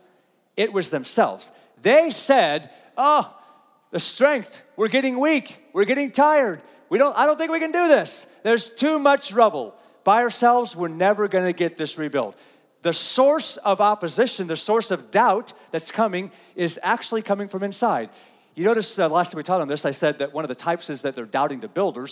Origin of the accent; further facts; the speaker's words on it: United States; as American Christians